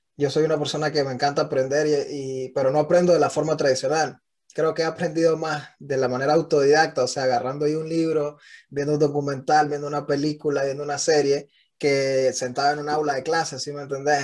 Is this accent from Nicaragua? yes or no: yes; Nicaragua; now in United States; un Nica en Estados Unidos